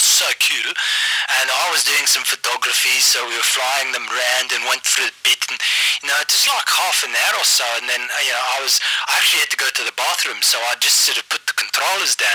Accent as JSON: {"language": "English", "town": "Johannesburg", "region": "Gauteng", "country": "South Africa", "said": "I just got back to Joburg, home country."}